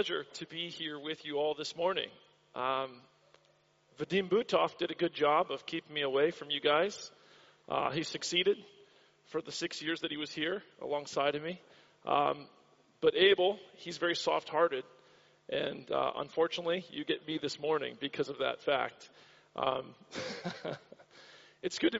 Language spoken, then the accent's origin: English; Florida, United States; now in Australia; I grew up in the state of Florida in the United States